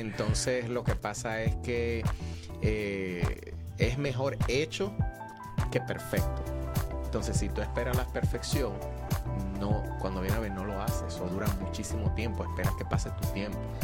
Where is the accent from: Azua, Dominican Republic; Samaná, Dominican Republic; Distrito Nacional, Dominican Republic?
Distrito Nacional, Dominican Republic; Santo Domingo; also born or lived in Salcedo / La Vega; now in Lehigh Valley, United States; yo nací me crié en la capital sin embargo a mí me gusta decir que yo soy de Salcedo porque mi familia de parte de madre somos de Salcedo